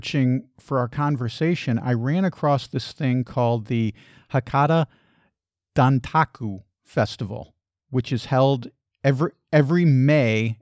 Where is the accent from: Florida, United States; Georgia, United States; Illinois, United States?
Illinois, United States; Chicago; I actually grew up in Chicago